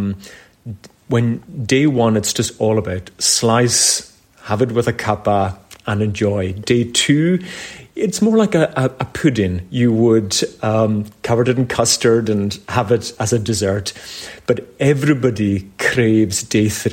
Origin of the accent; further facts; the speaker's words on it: Cromore, Scotland, United Kingdom; moved away; I'm from a village called Cromor, which is a wee village on the Isle of Lewis